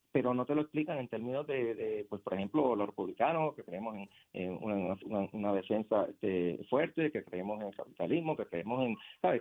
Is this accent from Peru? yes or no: no; Yauco, Puerto Rico; ibarrito aquí de Puerto Rico, de Yauco